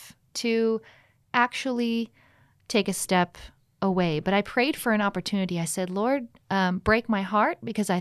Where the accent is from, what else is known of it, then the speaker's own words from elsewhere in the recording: California, United States; moved away as an adult; also born or lived in Hawaii; now in Texas, United States; I'm from California, but most recently I went to Southwestern Adventist University